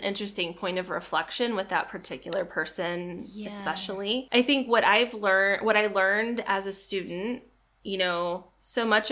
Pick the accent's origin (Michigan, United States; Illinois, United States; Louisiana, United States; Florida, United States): Illinois, United States; I grew up in Illinois, kind of the not Chicago part of Illinois.